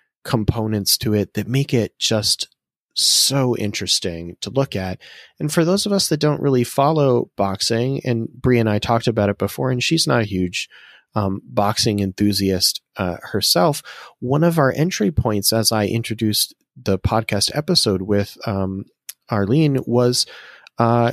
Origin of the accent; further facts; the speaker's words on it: Massachusetts, United States; I'm from Massachusetts